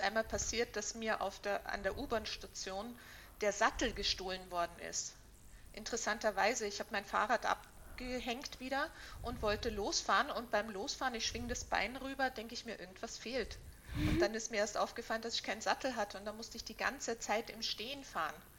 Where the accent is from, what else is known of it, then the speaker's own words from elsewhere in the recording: Vienna, Austria; now in Berlin, Germany; ich bin ja aus Wien